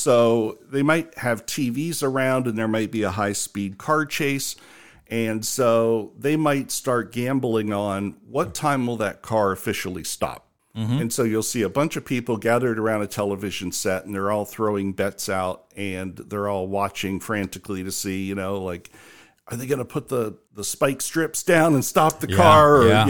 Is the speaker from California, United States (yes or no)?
no; Ohio, United States; moved away; also born or lived in New York; knowing I was from Ohio